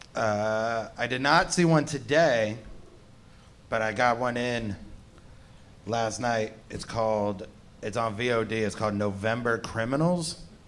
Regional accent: Ohio, United States; I'm from Ohio

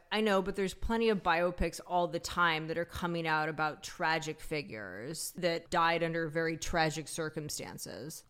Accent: Pacific Northwest, United States; growing up in the Pacific Northwest in the nineties

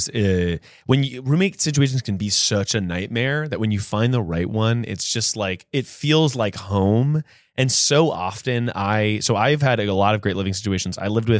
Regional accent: North Carolina, United States; I'm from North Carolina.

